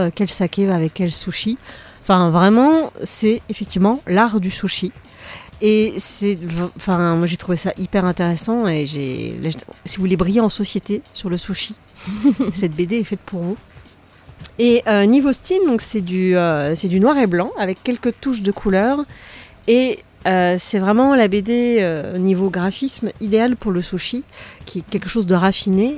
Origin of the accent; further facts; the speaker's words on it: France; chez nous, en France